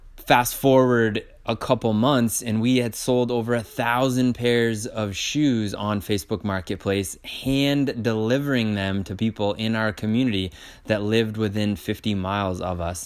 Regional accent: Maine, United States; we are from Maine, which is in the United States

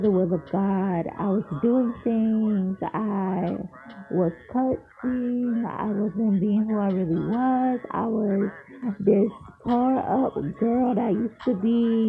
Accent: Largo, Florida, United States; moved away as an adult; now in Columbia, United States; I'm from Largo, Florida. I moved to Columbia, South Carolina this year.

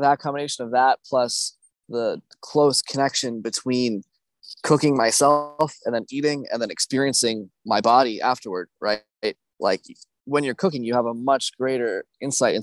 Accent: United States; as an American, you know, growing up, my mom had always cooked everything I ate

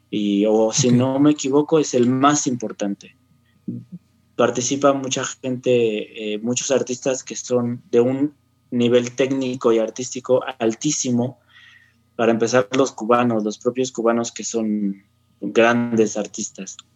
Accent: Mexico; pues soy mexicano

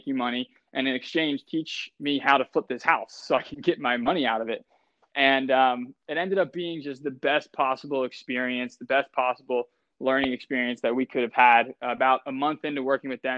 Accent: Delaware County, Pennsylvania, United States; we're both from right around here. I'm from Delco. I went to Garner Valley High School

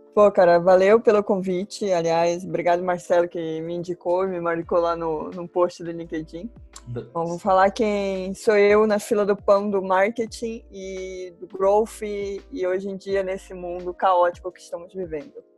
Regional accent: Belém, Pará, Brazil; now in Curitiba, Brazil; Moro em Curitiba, mas não sou daqui, eu sou paraense, por sinal, uhum. sou de Belém

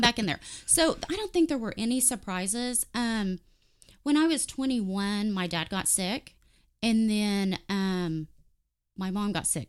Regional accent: Warren, United States; I grew up in Warren

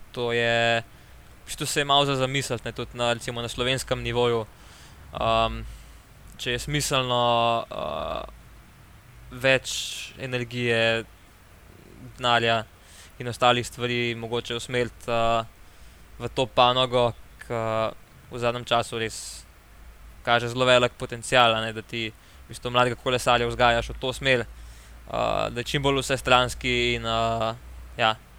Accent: Slovenia

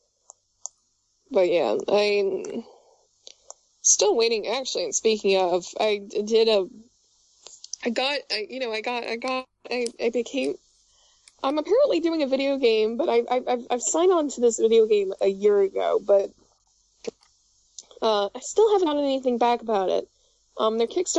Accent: New York, United States; accent: New York; moved away; also born or lived in Florida; I grew up in New York, but I've lived in Florida, and I've lived in upstate New York

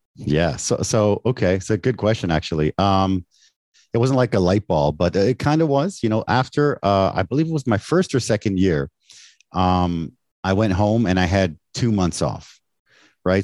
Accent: Canada; moved away as an adult; now in Taiwan; I was born in Canada. My parents are from Mexico.

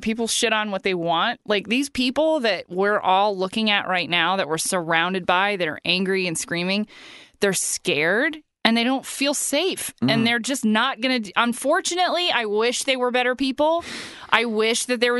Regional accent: Huntington Beach, California, United States; I was raised in Orange County

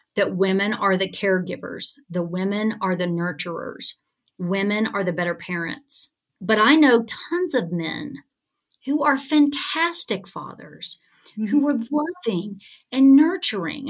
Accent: Alabama, United States; growing up in Alabama

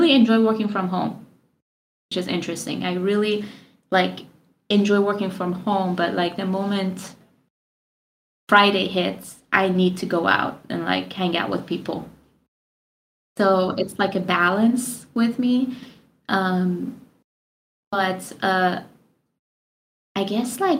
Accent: Iran; moved away as an adult; now in United States; I'm from Iran and I moved to America when I was like 22.

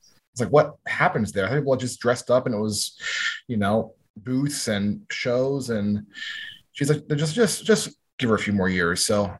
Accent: Pennsylvania, United States; moved away as an adult; now in New York, United States; I'm from Pennsylvania originally.

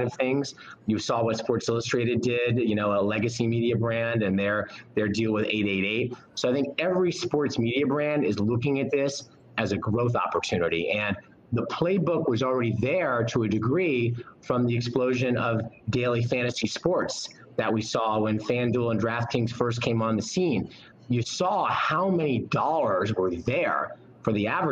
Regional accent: New York City, New York, United States; also born or lived in Northern New Jersey; I was born in New York City. I grew up in sort of a mix between Northern New Jersey and New York City. Graduated high school in the city

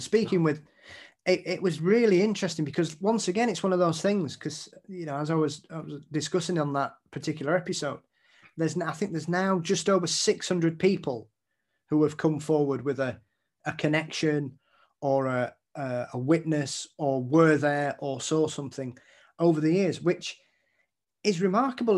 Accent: Yorkshire and the Humber, United Kingdom; being a Yorkshireman

